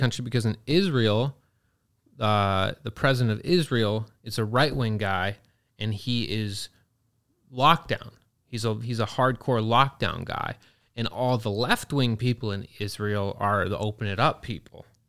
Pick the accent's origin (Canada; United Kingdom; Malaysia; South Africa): Canada; also born or lived in Pennsylvania, United States; I grew up in Canada. I was born in Pennsylvania on an Amish farm